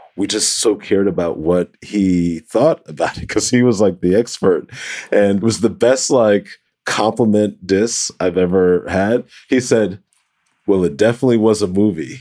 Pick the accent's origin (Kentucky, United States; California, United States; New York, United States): New York, United States; New York City; I grew up in the Bronx, New York, the Boogie Down Bronx